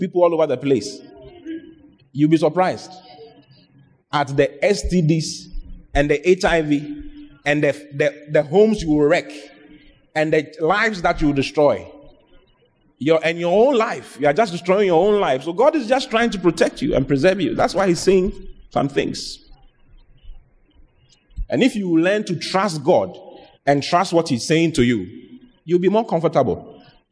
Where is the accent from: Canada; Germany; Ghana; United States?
Ghana; The lottery in Ghana started from my hometown